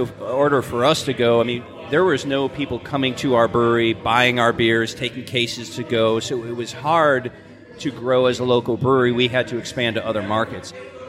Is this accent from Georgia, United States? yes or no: yes; Athens, Georgia, United States; let's just call it in Athens because I'm from Athens, right?